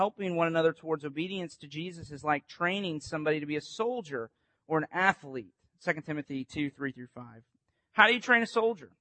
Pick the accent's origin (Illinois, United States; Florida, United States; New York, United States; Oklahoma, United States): Florida, United States; Winter Haven; I grew up on Lake Eloise